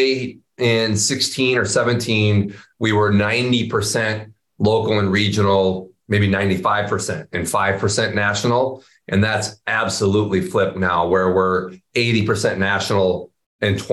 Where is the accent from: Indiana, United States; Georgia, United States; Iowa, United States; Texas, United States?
Iowa, United States; growing up in Iowa